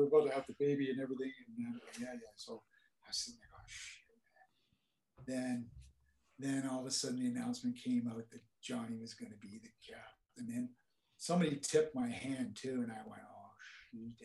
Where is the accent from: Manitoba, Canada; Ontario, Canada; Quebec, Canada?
Ontario, Canada; Oakville; we're from Oakville